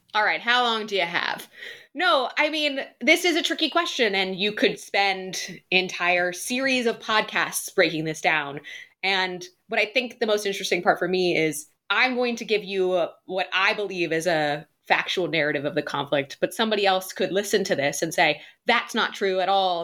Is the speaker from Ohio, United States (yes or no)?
yes; Ohio, United States; moved away as an adult; also born or lived in Boston; now in London, United Kingdom; grew up in Ohio before moving to Boston